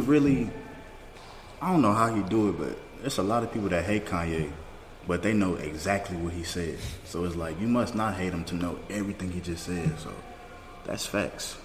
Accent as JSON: {"language": "English", "region": "Louisiana", "country": "United States", "tie": "born or raised there", "moved": "yes", "said": "my hometown in Louisiana"}